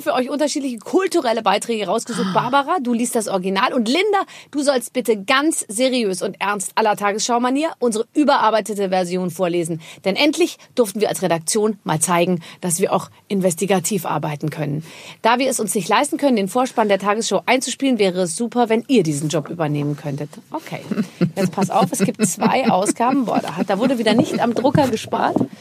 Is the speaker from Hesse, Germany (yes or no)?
no; Rhineland-Palatinate, Germany